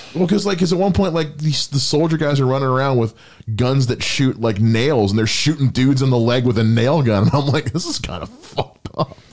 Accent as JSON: {"language": "English", "country": "United States", "said": "I'm an American"}